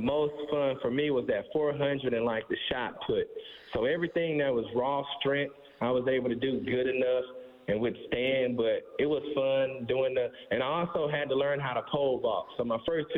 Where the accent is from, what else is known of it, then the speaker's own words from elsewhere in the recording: Alexandria, Louisiana, United States; I'm from Alexandria, Louisiana